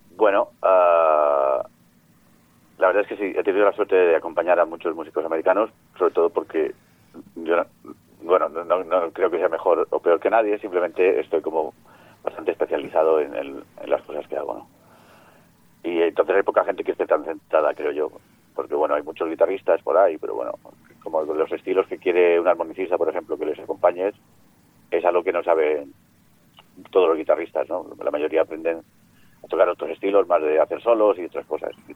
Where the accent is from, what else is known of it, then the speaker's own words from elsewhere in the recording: Mallorca, Balearic Islands, Spain; moved away as an adult; now in Barcelona, Spain; yo soy mallorquín, pero estoy instalado en, Barcelona